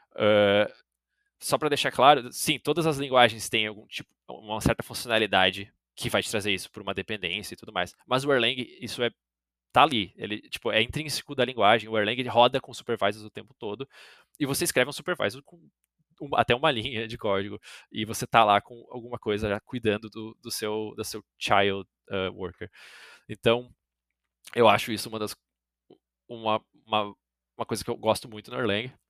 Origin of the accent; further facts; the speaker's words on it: Brazil; eu sou brasileiro